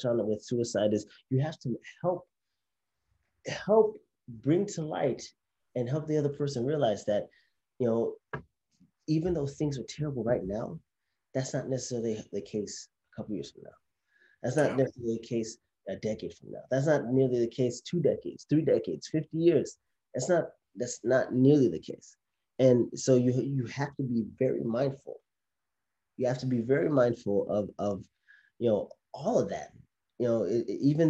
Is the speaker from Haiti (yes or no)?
yes; Haiti; I'm from Haiti, and in the Haitian culture, or maybe even just the Caribbean culture